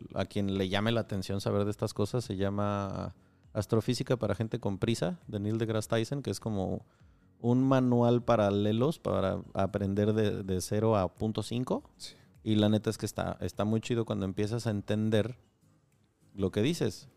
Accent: Michoacán, Mexico; yo crecí en Michoacán

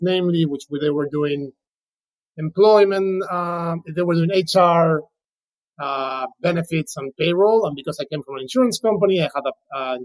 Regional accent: Spain; English is a second language; moved away as an adult; now in United States; I'm originally from Spain, moved to the U.S., in 2005 to do an LLM

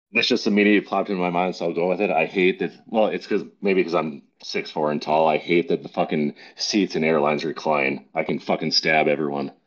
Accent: Minnesota and North Dakota, Midwest, United States; moved away as an adult; now in New Jersey, United States; I was born and raised in Minnesota and North Dakota

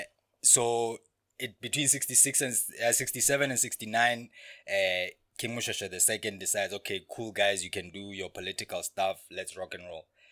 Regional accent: Lesotho

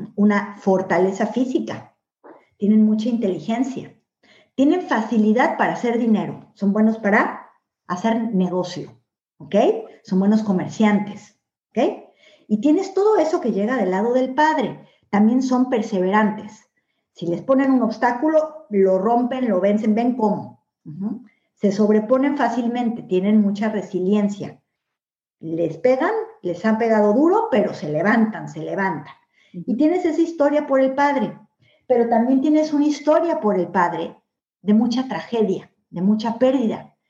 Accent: Mexico; moved away as an adult; now in Spain; nací en México y viví toda mi vida en México

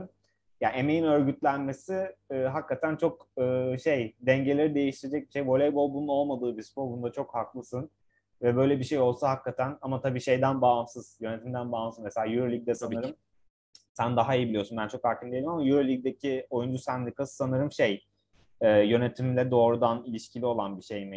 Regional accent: Ankara, Turkey; Bir Ankaralı olarak

